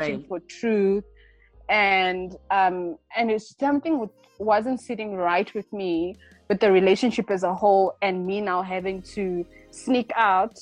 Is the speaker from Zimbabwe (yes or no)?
yes; Zimbabwe; now in South Africa; I'm born and raised in Zimbabwe, but I currently live in South Africa.